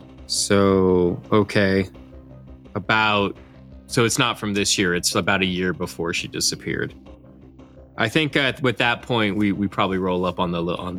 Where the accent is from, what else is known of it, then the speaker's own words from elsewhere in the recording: Arizona, United States; born there; I was born in Arizona, so all these buildings are way older than anything I'm used to. It's something I've had to get used to on living on the East Coast for the last several years.